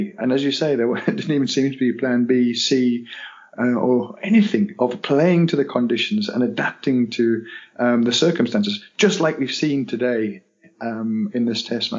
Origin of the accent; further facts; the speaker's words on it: Durham, North East England, United Kingdom; My hometown ground.